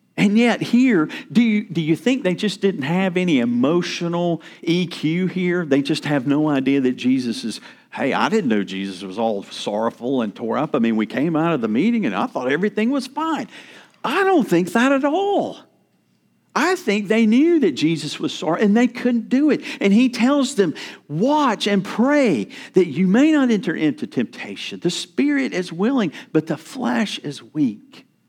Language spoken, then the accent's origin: English; North Carolina, United States; moved away; I'm from North Carolina